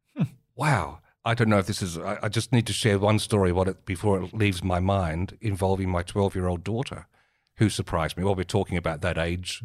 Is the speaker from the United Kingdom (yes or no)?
no; Marion, South Australia, Australia; growing up in Mar-, the suburbs of Marion in the seventies